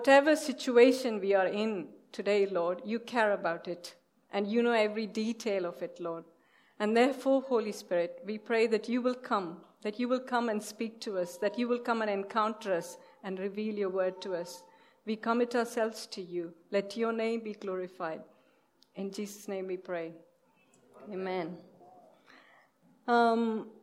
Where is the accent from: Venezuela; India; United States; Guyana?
India; moved away; we are from India